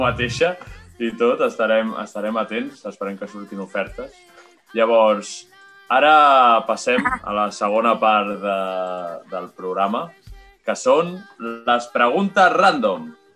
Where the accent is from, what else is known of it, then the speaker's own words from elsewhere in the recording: Santa Perpètua de Mogoda, Catalonia, Spain; nosaltres som de Santa Perpètua